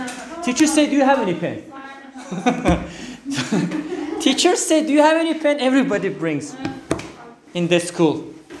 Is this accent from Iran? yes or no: yes; Iran; moved away as an adult; now in Istanbul, Turkey; I'm from Iran. I know some Turkish. I can understand.